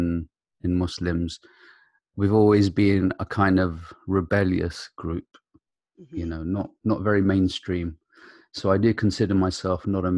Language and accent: English; United Kingdom; also born or lived in Iraq; I came to the UK at the age of 4